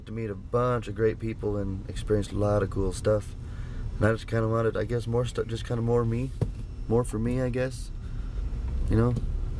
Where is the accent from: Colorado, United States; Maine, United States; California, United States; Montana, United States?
Montana, United States; I grew up in Montana.